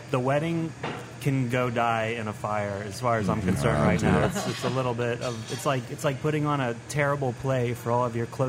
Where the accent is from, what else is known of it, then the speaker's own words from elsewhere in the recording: New Orleans, Louisiana, United States; now in Gretna, United States; I'm actually from Uptown.